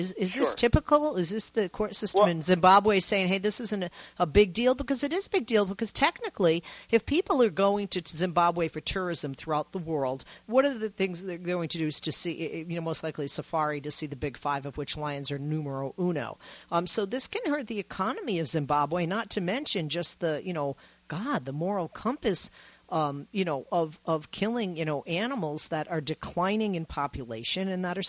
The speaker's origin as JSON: {"language": "English", "region": "North Dakota", "country": "United States", "tie": "born or raised there", "said": "I've been a lifelong hunter since I was a child growing up in North Dakota."}